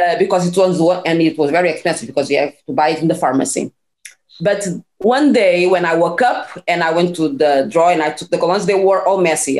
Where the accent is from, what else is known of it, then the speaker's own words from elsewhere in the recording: small town 30 km from Lisbon, Portugal; English is a second language; also born or lived in Cape Verde (parents); now in Lisbon, Portugal; I was born in a small town like 30 kilometers from uh, Lisbon, where it was where I grew up, where I did my studies until uh, high school.